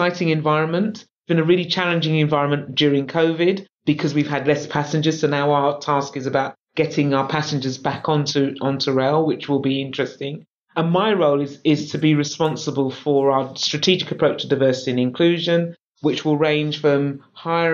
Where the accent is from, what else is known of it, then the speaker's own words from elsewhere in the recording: London, United Kingdom; I'm a Londoner. So I was born in London. I love London.